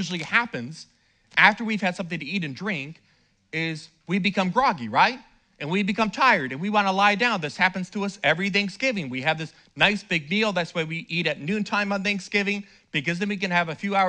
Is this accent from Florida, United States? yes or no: yes; Fort Lauderdale, Florida, United States; I'm a city boy. I grew up in Fort Lauderdale